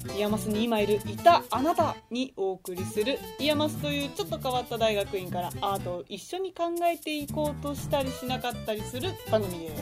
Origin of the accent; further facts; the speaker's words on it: Kanagawa, Japan; 私、神奈川県出